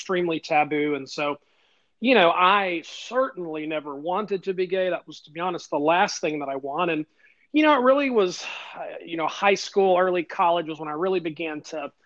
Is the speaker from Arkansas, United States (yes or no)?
no; Alabama, United States; We Alabama folks we're humble people